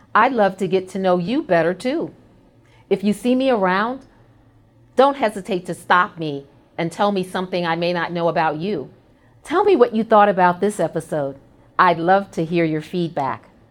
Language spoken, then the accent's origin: English; New York City, New York, United States; I'm a proud native New Yorker, born and raised in Brooklyn